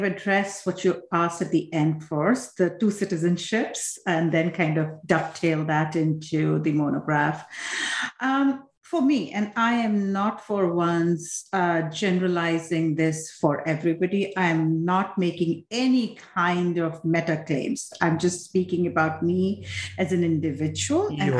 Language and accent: English; Assam, India; now in United States; essentially I was born, I'm from Assam, India, which is one of the states in the eastern part of India. And so my family comes from there. I was born there.